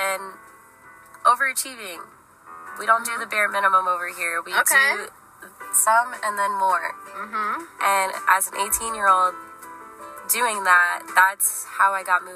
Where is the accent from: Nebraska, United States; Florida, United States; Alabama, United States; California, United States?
Florida, United States; Brandon; I grew up in Brandon my whole life, pretty much.